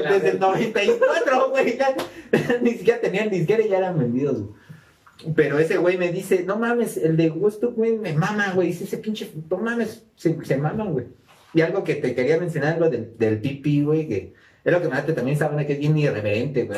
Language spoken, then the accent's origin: Spanish; Mexico; accent: ñero; nosotros somos de México por si no, habían distinguido nuestro acento ñero.